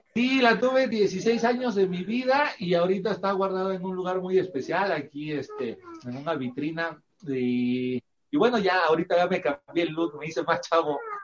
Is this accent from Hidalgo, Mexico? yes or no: no; Veracruz, Mexico; Nosotros también somos originarios de Veracruz, somos de ah. Veracruz